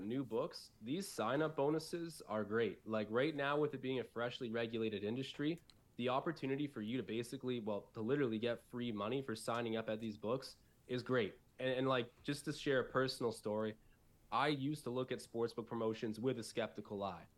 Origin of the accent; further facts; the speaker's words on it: Newmarket, Ontario, Canada; also born or lived in Buffalo; I'm from Newmarket. It's like a, it's about forty-five minutes north of the city. So, it's part of the Greater Toronto Area